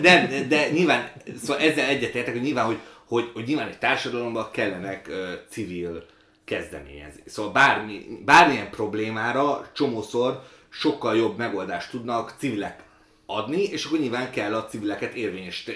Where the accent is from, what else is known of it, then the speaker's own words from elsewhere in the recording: Budapest, Hungary; also born or lived in Ukraine; ilyen belső pesti, bár budai vagyok